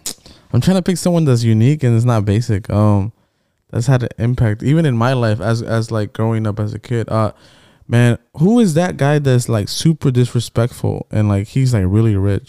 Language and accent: English; Georgia, United States; we're all born in Georgia.